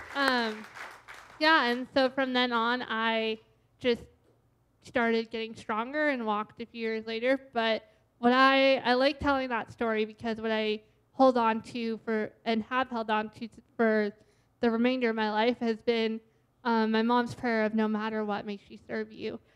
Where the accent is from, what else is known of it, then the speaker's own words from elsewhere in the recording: Boston, Massachusetts, United States; now in Washington, United States; I was born and raised in the Boston area